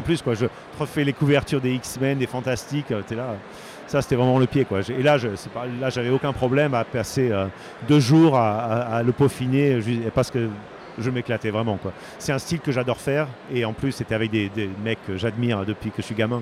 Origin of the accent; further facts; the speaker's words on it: Bordeaux, Nouvelle-Aquitaine, France; moved away; je suis français les gens, et je suis de Bordeaux